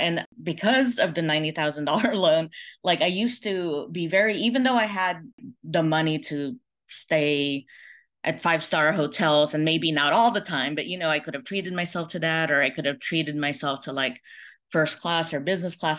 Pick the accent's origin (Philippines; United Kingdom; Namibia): Philippines; now in United States; I was born in the Philippines in, uh, nineteen seventy-four.